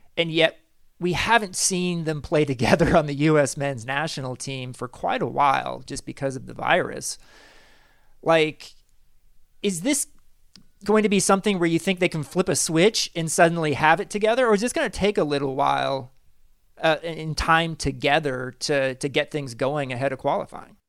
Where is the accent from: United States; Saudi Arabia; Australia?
United States; Kansas City; I'm from Kansas City.